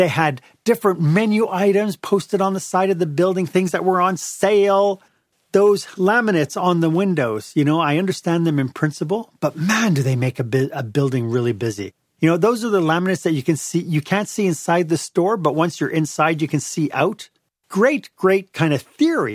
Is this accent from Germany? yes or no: no; Montreal, Quebec, Canada; I'm from Montreal.